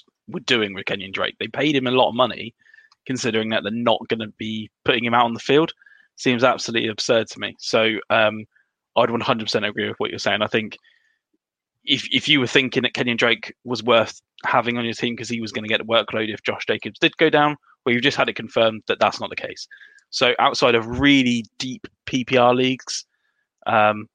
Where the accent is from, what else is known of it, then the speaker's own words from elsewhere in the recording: United Kingdom; being Brits